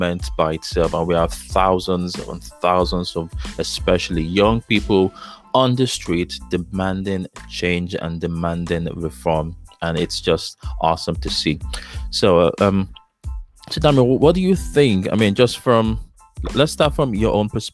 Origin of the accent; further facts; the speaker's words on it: Lagos, Nigeria; moved away as an adult; now in United States; I grew up in Lagos